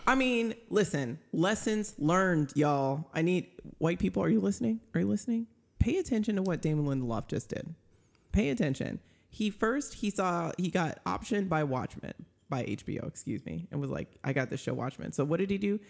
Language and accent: English; Minnesota, United States; I was born in Minnesota